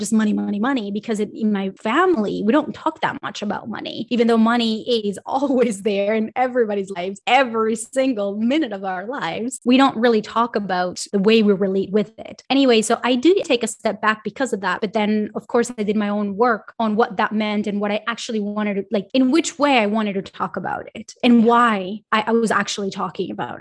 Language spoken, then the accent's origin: English; Colombia; also born or lived in Miami, United States / Los Angeles, United States; now in Sweden; I'm from Colombia and I lived in Miami and I lived